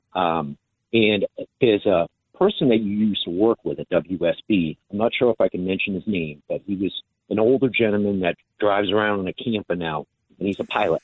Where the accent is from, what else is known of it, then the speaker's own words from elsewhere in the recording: Massachusetts, United States; now in Sorrento, United States; I'm from Massachusetts originally